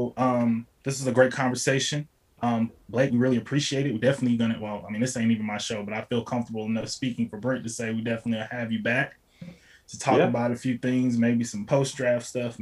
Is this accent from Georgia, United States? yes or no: yes; Atlanta, Georgia, United States; I'm from Atlanta.